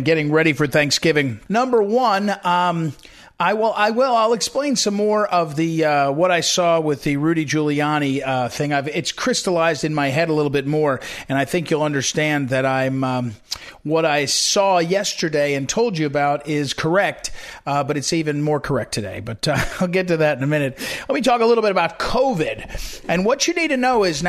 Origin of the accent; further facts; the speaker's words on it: Missouri, United States; Missouri, my home state for many years